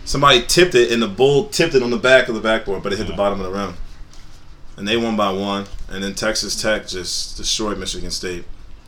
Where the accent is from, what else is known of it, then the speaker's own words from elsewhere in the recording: London, United Kingdom; I'm from London. Got my B from London.